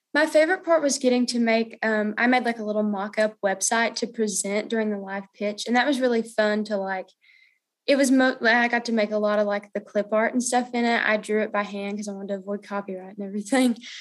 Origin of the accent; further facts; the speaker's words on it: Clinton, Tennessee, United States; from Clinton, Tennessee, and I go to Clinton High School